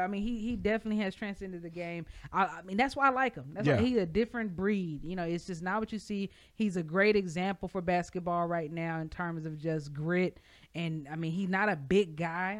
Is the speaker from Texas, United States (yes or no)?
yes; Texas, United States; also born or lived in New York; I'm from Texas